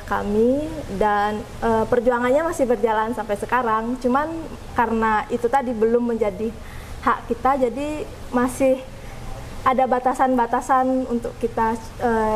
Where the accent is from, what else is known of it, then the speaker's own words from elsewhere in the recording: Bali, Indonesia; saya berasal dari Bali